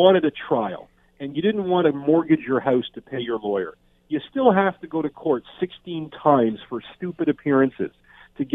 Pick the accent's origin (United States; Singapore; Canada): Canada; a Canadian criminal defense lawyer